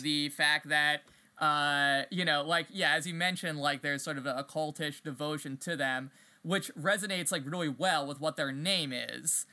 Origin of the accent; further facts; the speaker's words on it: East Coast, United States; I grew up on the East Coast